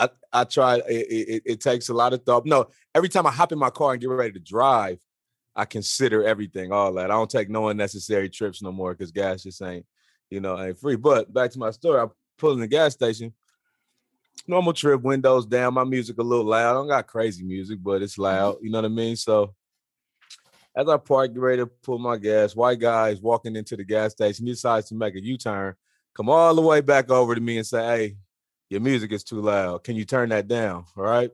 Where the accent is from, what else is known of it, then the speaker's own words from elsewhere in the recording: Houston, Texas, United States; also born or lived in Plaquemine, Louisiana; I was born in Houston, got a lot of family in Louisiana, spent a lot of time out there.